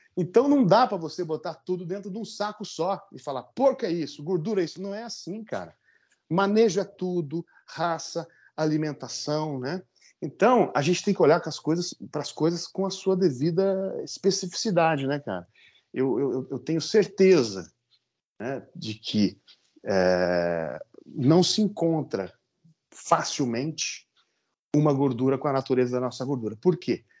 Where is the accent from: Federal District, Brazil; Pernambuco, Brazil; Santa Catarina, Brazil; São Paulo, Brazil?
São Paulo, Brazil; Vale do Paraíba; accent: caipira; moved away as an adult; eu procuro falar da minha terra, que é o Vale do Paraíba